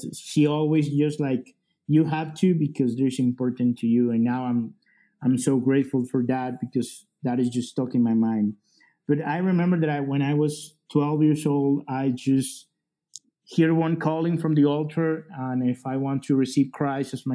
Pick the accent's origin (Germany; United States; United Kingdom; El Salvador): El Salvador; English is a second language; I am from El Salvador.